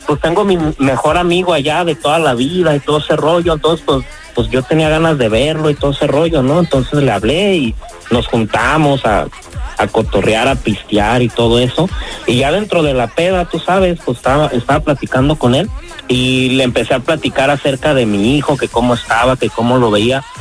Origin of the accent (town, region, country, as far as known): Pajacuaro, Michoacán, Mexico; now in United States